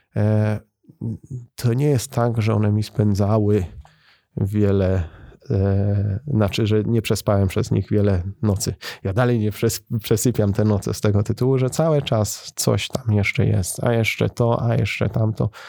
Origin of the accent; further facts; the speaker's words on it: Bytom, Silesian Voivodeship, Poland; Ja jako bytomianin i osoba, która zamieszkuje i, i związana jest z Bytomiem